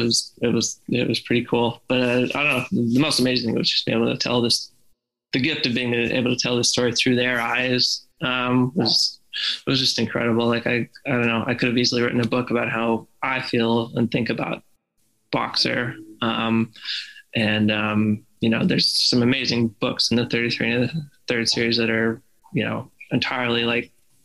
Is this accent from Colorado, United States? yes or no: yes; just outside of Red Rocks, Colorado, United States; I grew up just outside of Red Rocks, in Colorado